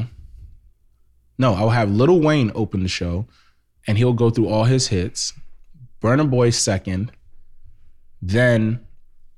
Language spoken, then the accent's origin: English; Nigeria; I'm literally Nigerian